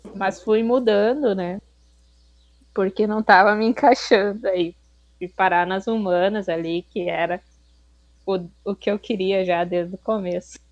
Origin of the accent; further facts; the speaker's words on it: Rio Grande do Sul, Brazil; moved away as an adult; also born or lived in Santa Catarina; eu nasci no Rio Grande do Sul